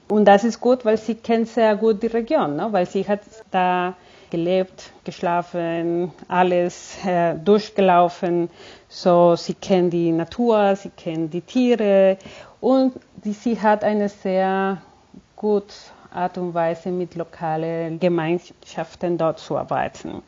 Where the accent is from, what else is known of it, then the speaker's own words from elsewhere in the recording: Cali, Valle del Cauca, Colombia; German is a second language; moved away as an adult; now in Germany; Ich bin in Kolumbien geboren und aufgewachsen